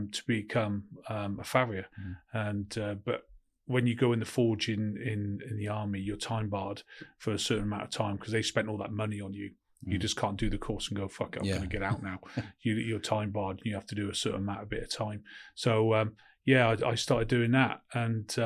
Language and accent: English; Cheltenham, South West England, United Kingdom; I was born in Cheltenham in Gloucestershire and I was sort of, there's no job prospects in Cheltenham at all as well